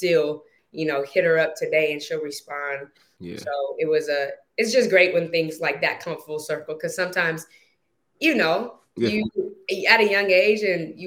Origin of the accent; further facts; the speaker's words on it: Bay Area, California, United States; being that I was from the Bay, we frequented going to a lot of SAC King games.